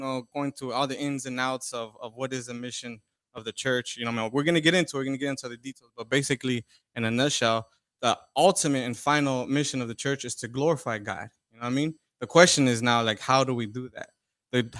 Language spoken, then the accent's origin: English; Orange County, Southern California, United States; I'm from Orange County, Southern California.